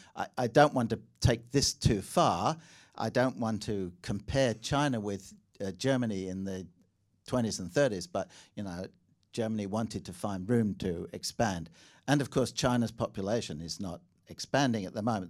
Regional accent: England, United Kingdom; accent: slightly English; now in Australia; my slightly English accent

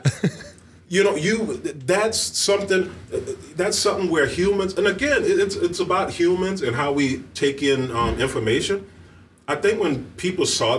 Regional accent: the South, United States; moved away; I come from the South, and I grew up very much under a conservative, like, umbrella

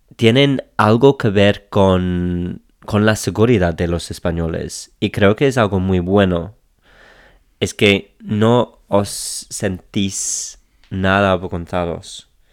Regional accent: England, United Kingdom; Spanish is a second language; siendo inglés, cuando estoy aquí en Inglaterra

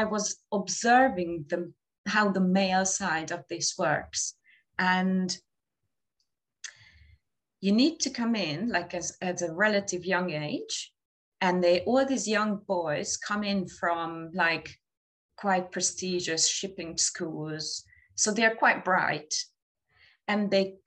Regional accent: Hungary; moved away as an adult; also born or lived in Dublin, Ireland; now in London, United Kingdom; I moved out of Hungary because of my relationship

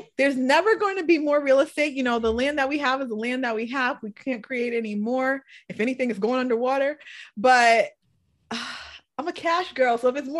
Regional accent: New England, United States; But I love my snow because I'm from New England.

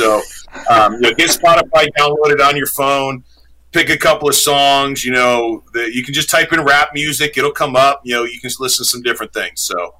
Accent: Rome, New York, United States; I was at Woodstock 99 in Rome, New York, my hometown

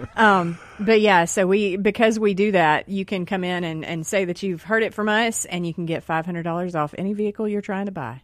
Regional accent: Rankin County, Mississippi, United States; we're all from Mississippi here. We're all from Rankin County here.

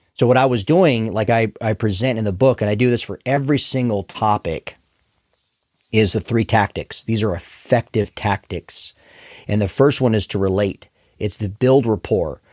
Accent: Arizona, United States; I hail from Arizona originally

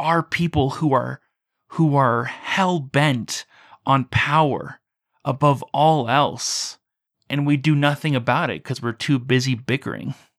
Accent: United States; you and I were growing up in the United States

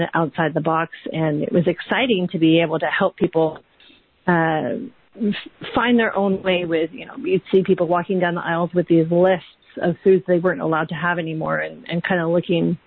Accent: Vancouver Island, British Columbia, Canada; moved away as an adult; also born or lived in London, United Kingdom; We're from Vancouver Island originally in Canada

